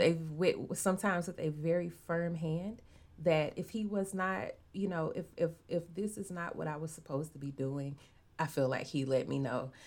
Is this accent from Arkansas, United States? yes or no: yes; Arkansas, United States; also born or lived in Chicago; Arkansas is the home I've I've only ever been old enough to actually know